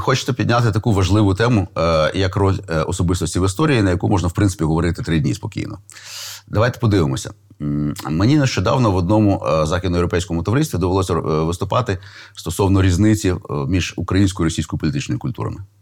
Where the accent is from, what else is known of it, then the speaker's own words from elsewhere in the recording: Kyiv, Ukraine; я, до речі, виріс в тому Києві